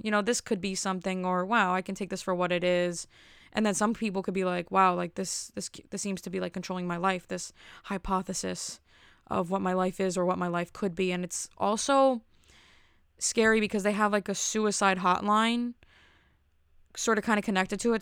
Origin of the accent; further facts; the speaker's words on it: New Jersey, United States; I'm from Jersey